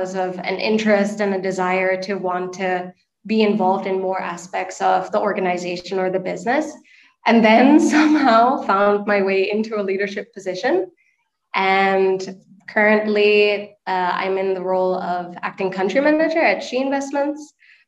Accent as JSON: {"language": "English", "country": "Sri Lanka", "tie": "born or raised there", "also_born_or_lived": "United Kingdom", "moved": "as an adult", "lives_now": "Phnom Penh, Cambodia", "said": "I'm originally from Sri Lanka, born, raised, grew up there. And then at the age of 18, moved to the UK"}